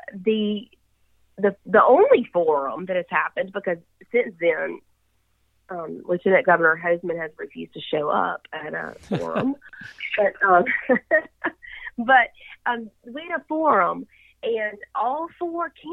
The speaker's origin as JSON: {"language": "English", "town": "Yazoo City", "region": "Mississippi", "country": "United States", "tie": "born or raised there", "said": "I grew up, born and raised in Yazoo City"}